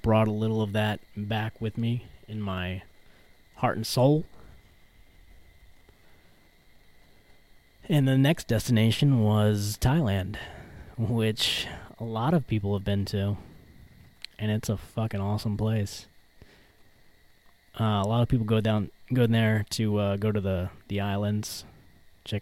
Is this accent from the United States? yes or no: yes; Louisiana, United States; moved away; I'm from Louisiana.